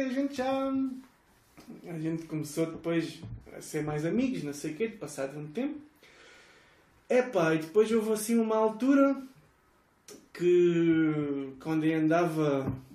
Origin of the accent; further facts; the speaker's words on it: Estoi, Algarve, Portugal; Sou de Estoy, que é na periferia de Faro